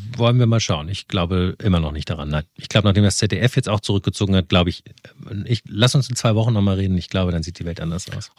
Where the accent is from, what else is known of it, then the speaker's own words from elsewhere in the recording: Rhineland, Germany; moved away; ich komme ja aus dem Rheinland